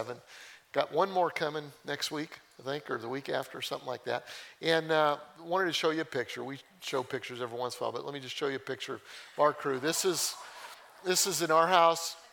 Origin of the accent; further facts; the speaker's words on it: Colorado, United States; I grew up in Colorado